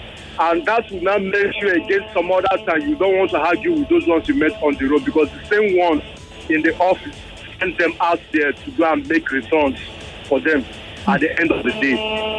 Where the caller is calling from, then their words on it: Lagos, Nigeria; Yeah, I'm calling from Ilegwishi.